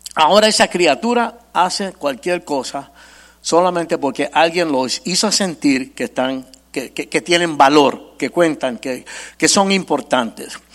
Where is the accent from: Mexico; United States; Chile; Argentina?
United States; New York; Yo nací y me crié en Nueva York